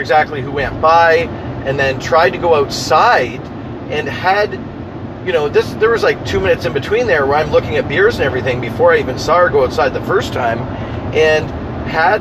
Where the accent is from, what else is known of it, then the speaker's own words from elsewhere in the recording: Ontario, Canada; also born or lived in London, Ontario; now in River Hebert, Nova Scotia, Canada; we're from Ontario